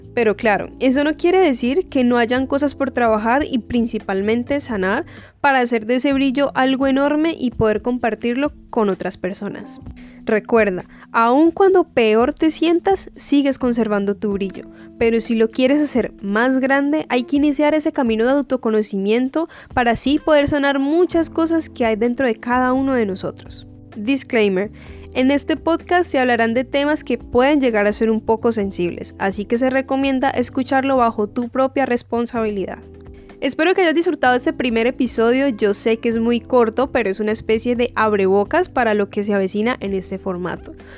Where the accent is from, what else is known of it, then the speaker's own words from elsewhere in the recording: Colombia; now in United States; soy colombiana y que vivo en Estados Unidos.